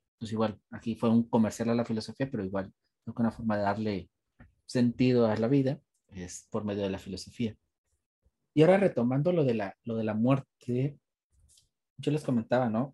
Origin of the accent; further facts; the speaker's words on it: Mexico; aprovechando que somos mexicanos